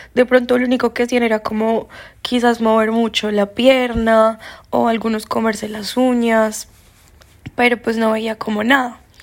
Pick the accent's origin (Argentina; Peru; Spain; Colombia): Colombia; yo soy colombiano